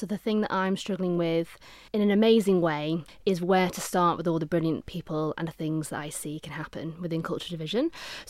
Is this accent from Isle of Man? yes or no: yes; Onchan, Isle of Man; also born or lived in Regaby; So I was in Onchan and then went to Ramsey Grammar School, so moved to the north, was at Ramsey Grammar, lived in the north of the island in Regaby, which is in between Ramsey and Andreas